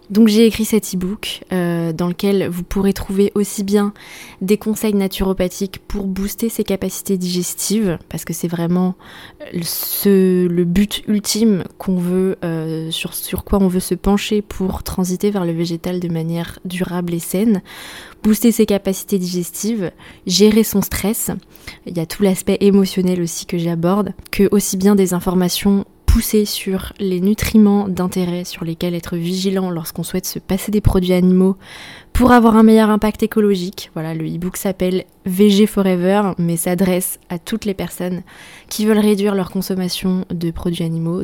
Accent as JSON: {"language": "French", "region": "Brittany", "country": "France", "said": "je suis bretonne"}